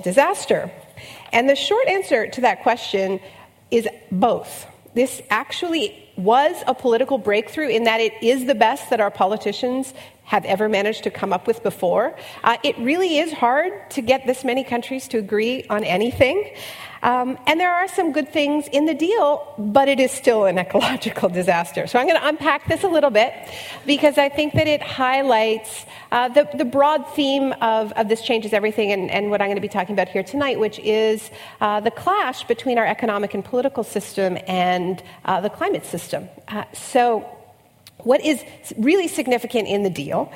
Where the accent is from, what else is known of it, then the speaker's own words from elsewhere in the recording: Canada; I'm Canadian